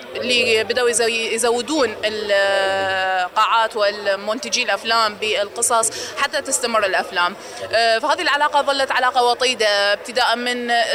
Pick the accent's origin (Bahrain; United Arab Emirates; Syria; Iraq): Iraq; عندنا بالعراق